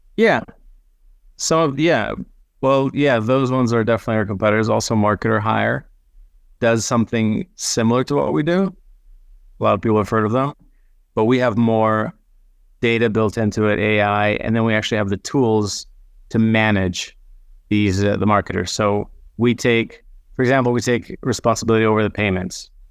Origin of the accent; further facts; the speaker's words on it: Israel; English is a second language; moved away; also born or lived in United States; I grew up half in Israel, half in, in the States